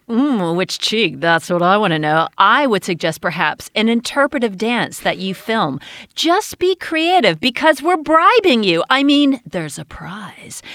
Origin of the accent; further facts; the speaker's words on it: United States; Growing up in America